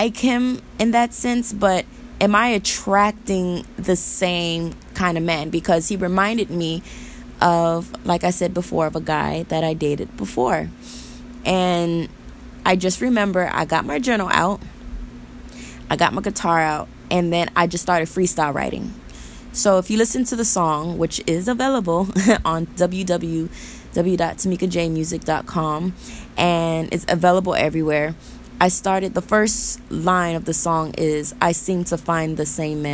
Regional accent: Florida, United States; moved away as an adult; now in California, United States; I'm born and raised in Florida.

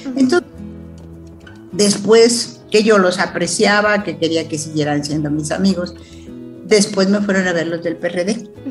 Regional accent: Chilpancingo, Guerrero, Mexico; moved away as an adult; also born or lived in Mexico City; estudié en Chilpancingo la secundaria, la el primer año de la carrera

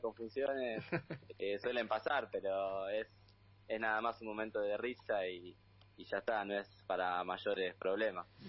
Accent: Buenos Aires, Argentina; Yo soy de acá de Buenos Aires

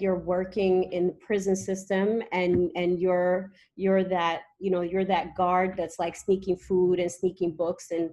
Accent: Eritrea; I'm from Eritrea, East Africa. I was always raised knowing where I come from

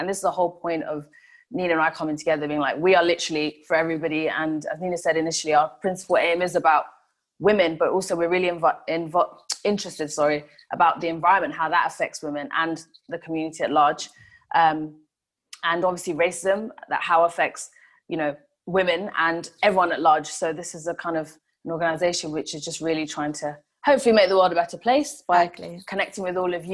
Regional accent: Kenya; first language Swahili; English is a second language; It is my mother tongue, yes. Yeah, so in Kenya, that's the spoken language by everybody

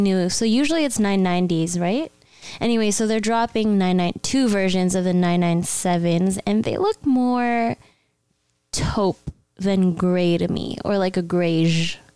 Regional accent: Mississauga, Ontario, Canada; Saga City. That's my hometown.

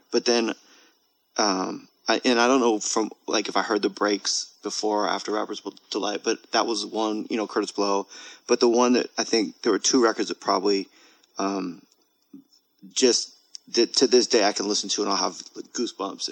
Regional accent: Monterey, California, United States; I grew up in Monterey

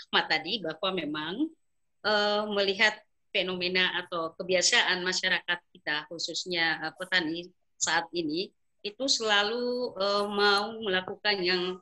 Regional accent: Makassar, South Sulawesi, Indonesia; khususnya di daerah saya sendiri di daerah Makassar itu wilayah-wilayah Sulawesi Selatan bagian selatan

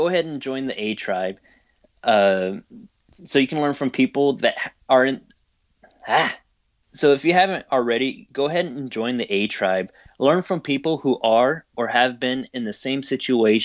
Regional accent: Texas, United States; I am from Texas, I can use y'all.

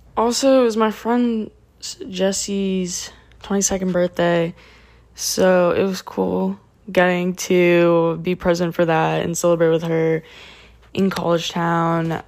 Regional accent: South Florida, United States; also born or lived in Tallahassee; South Florida, uh, my hometown

